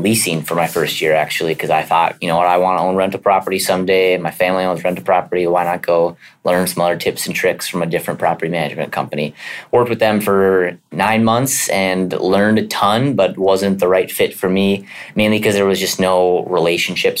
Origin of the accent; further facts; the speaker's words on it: St. Cloud, Minnesota, United States; I grew up in St. Cloud